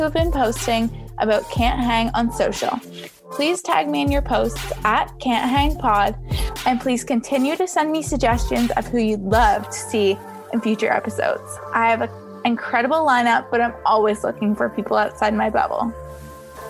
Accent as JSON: {"language": "English", "town": "Toronto", "region": "Ontario", "country": "Canada", "tie": "born or raised there", "said": "Like Toronto. So yeah, I feel like we don't really have an accent here."}